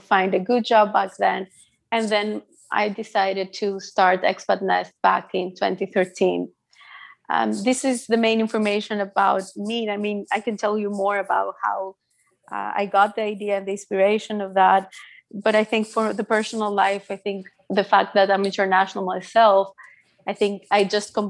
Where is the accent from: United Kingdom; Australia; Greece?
Greece; first language Greek; English is a second language; moved away as an adult; now in Netherlands; I was born in Greece by a Greek father and an Assyrian mother